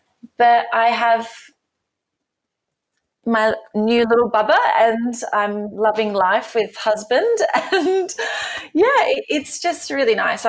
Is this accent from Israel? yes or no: no; Australia; moved away; You know, I moved from Australia in 2009, and it was just me and my dance shoes.